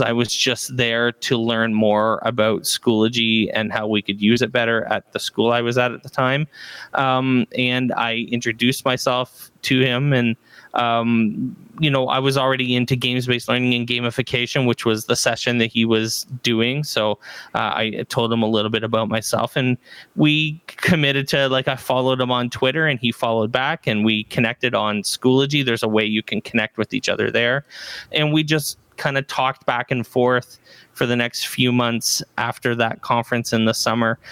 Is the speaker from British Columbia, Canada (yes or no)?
no; Barrie, Ontario, Canada; I'm from Barrie, Ontario, Canada